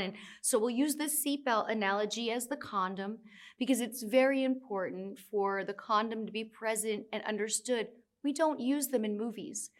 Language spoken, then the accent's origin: English; United States; now in New York City, United States; I'm from the United States. I live in New York City.